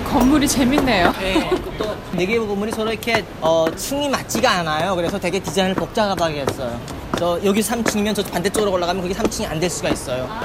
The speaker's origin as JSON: {"language": "Korean", "country": "North Korea", "moved": "yes", "lives_now": "Virginia, United States", "said": "내가 북한에서 왔다는"}